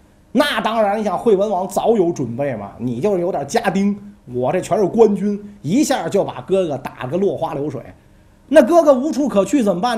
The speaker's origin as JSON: {"language": "Chinese", "country": "China", "said": "拜托，是日本人穿着我们中国人的服装好不好？"}